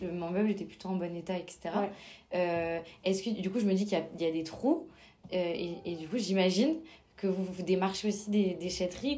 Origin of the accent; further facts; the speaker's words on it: Toulouse, Occitania, France; dans ma région, parce que je suis originaire de Toulouse